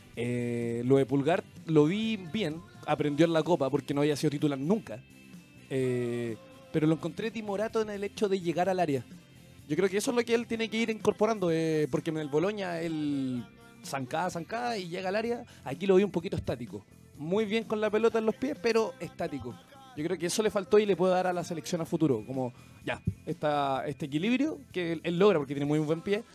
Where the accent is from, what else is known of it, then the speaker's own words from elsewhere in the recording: Chile; como chileno